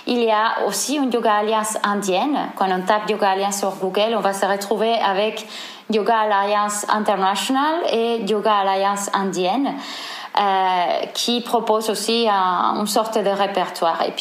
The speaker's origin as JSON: {"language": "French", "town": "Seville", "region": "Andalusia", "country": "Spain", "second_language": "French", "moved": "as an adult", "lives_now": "Marseille, France", "said": "mon accent, je suis espagnole, je viens de Séville. Euh, je suis arrivée en France en 2013. Euh, je vis à Marseille actuellement depuis 2013."}